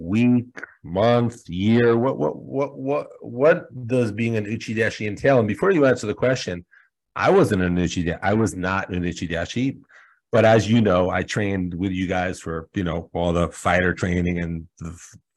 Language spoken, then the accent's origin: English; New York City, New York, United States; I'm born and raised in New York City